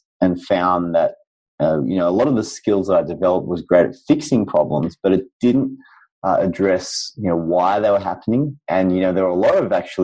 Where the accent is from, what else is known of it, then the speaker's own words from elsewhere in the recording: Sydney, New South Wales, Australia; I'm from Sydney, Australia